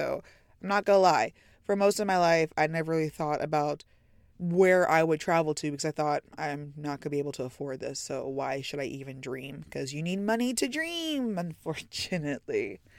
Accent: Tyler, Texas, United States; So I was born and raised in Tyler, Texas. That's in the East Texas area. So do I have the typical, stereotypical Texas accent? No, unfortunately.

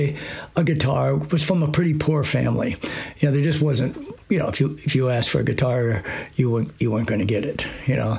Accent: Iowa, United States; I grew up in Iowa, in a small little town, small farm town

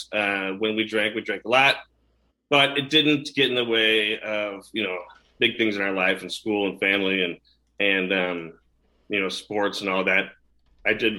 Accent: Chicago, Illinois, United States; I grew up in the suburbs of Chicago, two loving parents, brother and sister, great family

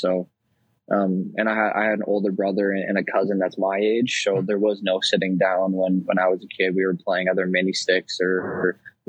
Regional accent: Kitchener, Ontario, Canada; just your typical Southern Ontario kid, playing for my hometown Kitchener.

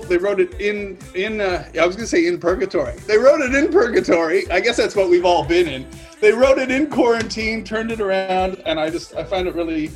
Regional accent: Eastern Canada, Canada; moved away as an adult; also born or lived in Halifax, Canada; now in England, United Kingdom; growing up in Eastern Canada

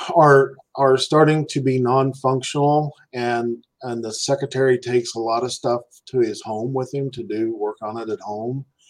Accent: Clay Center, Kansas, United States; moved away; also born or lived in Salina, Kansas; I moved away from Clay Center to Salina

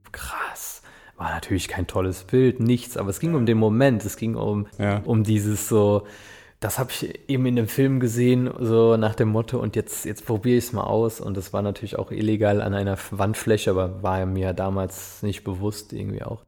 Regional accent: Westerwald, near Altenkirchen, Rhineland-Palatinate, Germany; Ich bin aufgewachsen im Westerwald, also bei Altenkirchen, da unten die Kante. Das ist so nördlichster Zipfel rein, in Rheinland-Pfalz.

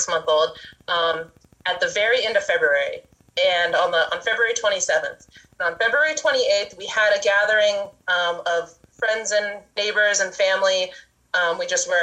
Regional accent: Laytonville, California, United States; My husband and I were born and raised in Laytonville and Laytonville area, and we've been living here in our current place up on Bell Springs

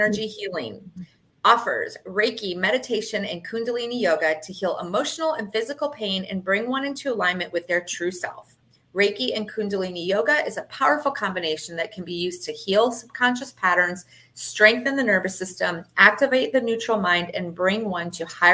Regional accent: Michigan, United States; now in Fort Lauderdale, United States; I'm from Michigan originally

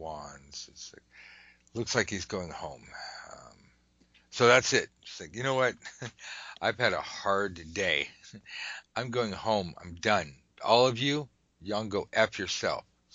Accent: United States; I'm an American.

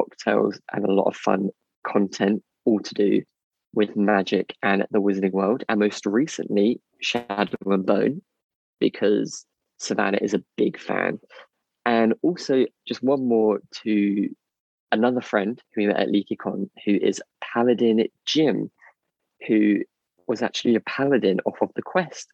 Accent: United Kingdom; we're very British

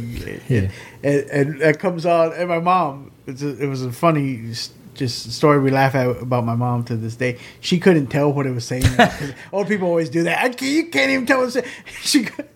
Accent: Corpus Christi, Texas, United States; Corpus Christi, my hometown

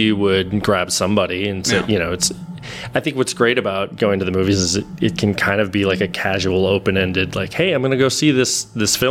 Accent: St. Paul, Minnesota, United States; moved away as an adult; also born or lived in Grinnell, Iowa; now in Iowa City, United States; I am originally from Minnesota. I'm from St. Paul, Minnesota. Grew up in the Twin Cities

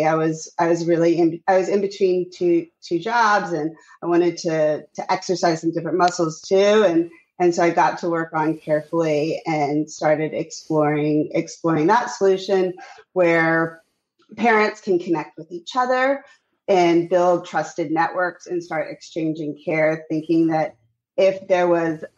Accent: Texas, United States; moved away as an adult; now in New York, United States; I grew up in Texas with a Jewish mom and a Cuban father. And I moved to New York back in 2003

